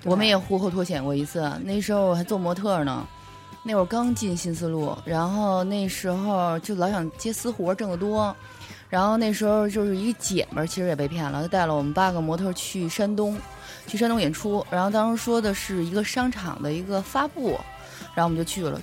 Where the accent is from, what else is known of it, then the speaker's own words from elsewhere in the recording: Beijing, China; 我土生土长北京人